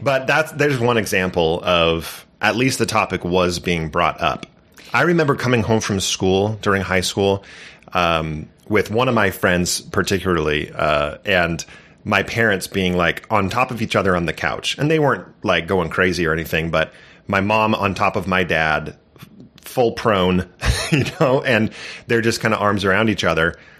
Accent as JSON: {"language": "English", "region": "California", "country": "United States", "tie": "born or raised there", "said": "I grew up in California"}